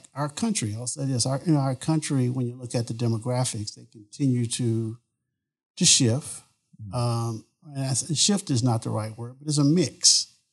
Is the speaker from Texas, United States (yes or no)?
yes; Beaumont, Texas, United States; moved away; I grew up in Southeast Texas. I'm from Beaumont, Texas.